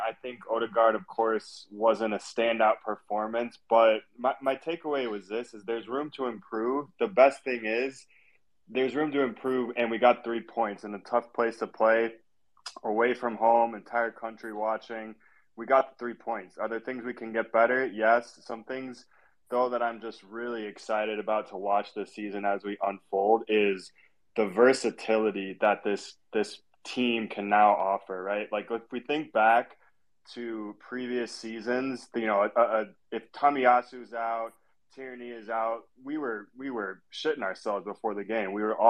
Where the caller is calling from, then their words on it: Chicago, Illinois, United States; A beautiful afternoon here in the Windy City, and even better with that performance.